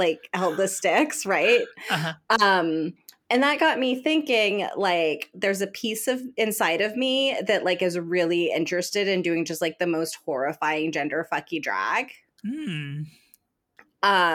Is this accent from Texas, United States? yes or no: yes; Texas, United States; moved away; my home state